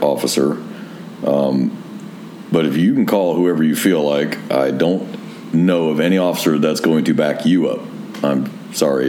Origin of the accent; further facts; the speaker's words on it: Northern California, United States; I grew up in Northern California where in old neighborhoods where the streets were actually so wide